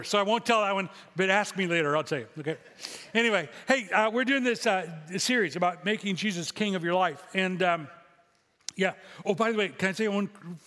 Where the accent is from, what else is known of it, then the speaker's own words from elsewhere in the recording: Illinois, United States; moved away; I'm from Illinois